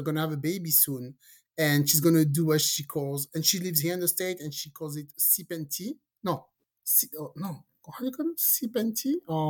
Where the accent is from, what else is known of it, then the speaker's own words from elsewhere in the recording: France; also born or lived in Caribbean; now in United States; I'm from France.